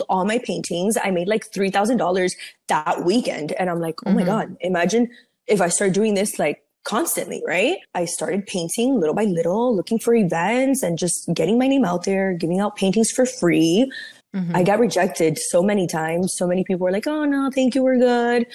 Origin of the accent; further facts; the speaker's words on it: Miami, Florida, United States; also born or lived in Cuba; So I was born in Cuba, but I came when I was 3. And then I lived in Miami my whole entire life